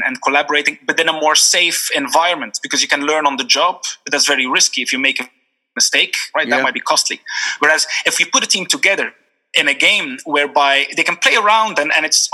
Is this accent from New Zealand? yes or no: no; Belgium; moved away as an adult; also born or lived in Geneva, Switzerland / Singapore; now in Dublin, Ireland; I'm from Belgium originally